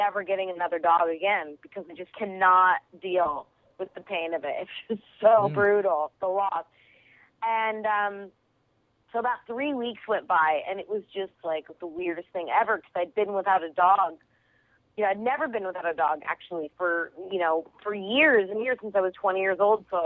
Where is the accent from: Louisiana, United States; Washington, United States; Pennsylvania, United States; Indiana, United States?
Washington, United States; Kent; also born or lived in Chicago, United States; now in Los Angeles, United States; I'm from outside of Seattle, a little town called Kent